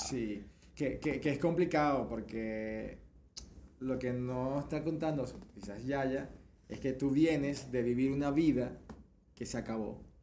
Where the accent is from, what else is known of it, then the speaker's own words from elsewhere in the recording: Venezuela; now in Spain; eres de mi tierra